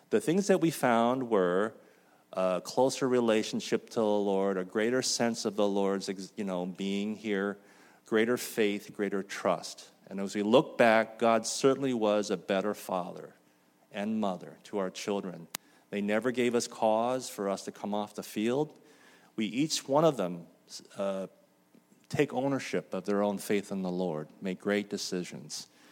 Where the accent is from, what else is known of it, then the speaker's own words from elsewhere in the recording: Mission Viejo, California, United States; moved away as an adult; also born or lived in Lampang, Thailand; Mission Viejo, where I grew up